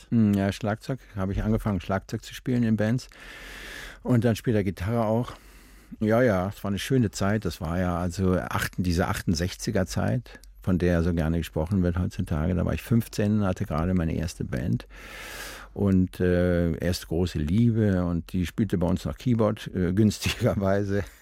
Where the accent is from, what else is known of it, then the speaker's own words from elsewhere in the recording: Rhineland, Germany; Als Rheinländer verkleidet man sich von Hause aus schon mal gerne.